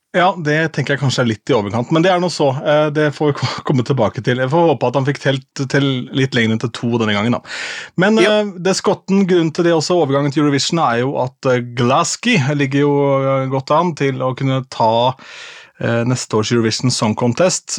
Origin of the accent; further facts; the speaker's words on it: Askim, Viken, Norway; moved away; jeg gjør min første offentlige opptreden som DJ hjemme i Askim